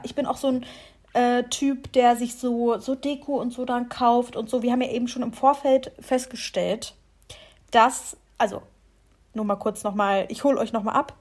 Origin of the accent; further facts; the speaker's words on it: Lower Saxony, Germany; moved away as an adult; now in Mannheim, Germany; zu Hause, wo wir herkommen